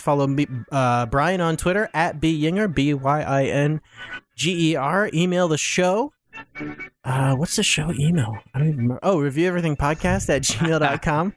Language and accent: English; Wapakoneta, Ohio, United States; Neil Armstrong is my hometown hero